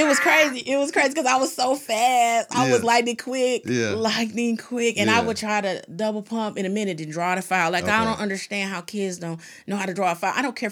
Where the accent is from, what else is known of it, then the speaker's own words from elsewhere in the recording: Milwaukee, Wisconsin, United States; We're from Milwaukee, baby.